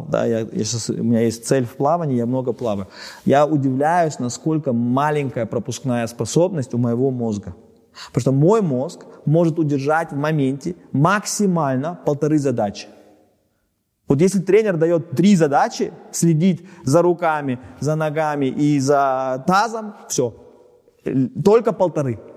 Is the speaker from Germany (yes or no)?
yes; Germany; Потому что я немец, да.